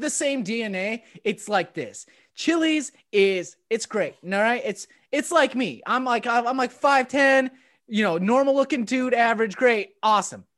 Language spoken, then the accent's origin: English; Rapid City, South Dakota, United States; growing up in Rapid City, the suburb of nothing